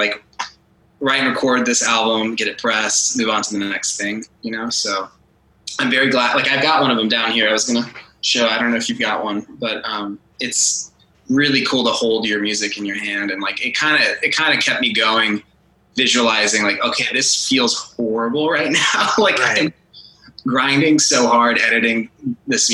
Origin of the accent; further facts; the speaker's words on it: Texas, United States; growing up here